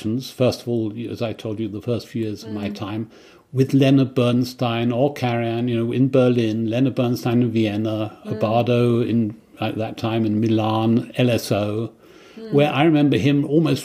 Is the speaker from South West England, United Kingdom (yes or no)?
no; Kent, South East England, United Kingdom; I grew up in Kent.